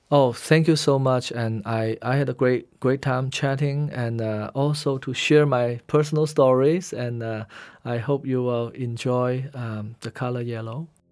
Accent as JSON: {"language": "English", "town": "Guangzhou", "region": "Guangdong", "country": "China", "tie": "born or raised there", "also_born_or_lived": "Shanghai, China / Hainan, China", "first_language": "Hainanese", "second_language": "English", "moved": "as an adult", "lives_now": "United States", "said": "since I grew up in Canton, uh, Guangzhou"}